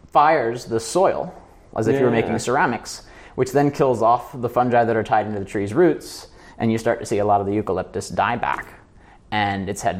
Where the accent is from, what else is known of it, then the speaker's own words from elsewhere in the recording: United States; I'm American